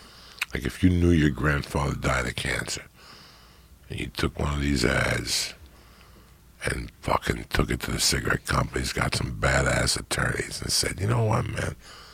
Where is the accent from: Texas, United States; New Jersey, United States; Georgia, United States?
New Jersey, United States; North Bergen; growing up in North Bergen.